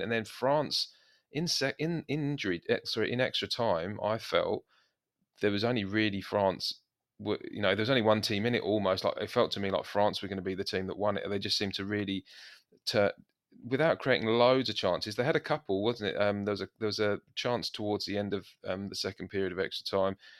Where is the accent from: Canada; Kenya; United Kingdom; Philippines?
United Kingdom; England; we're English